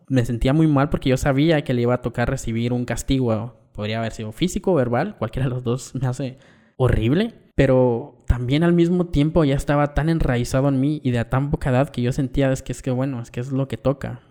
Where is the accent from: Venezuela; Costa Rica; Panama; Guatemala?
Guatemala; Vengo de una familia muy tradicional en el contexto de barrio en Guatemala, íbamos a misa los domingos